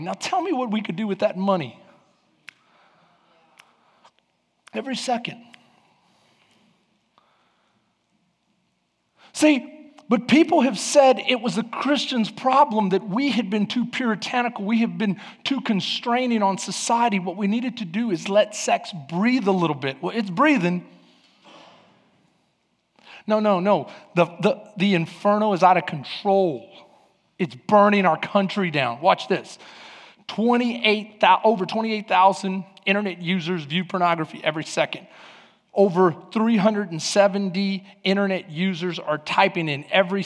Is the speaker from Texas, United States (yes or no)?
yes; Houston, Texas, United States; I grew up in East Houston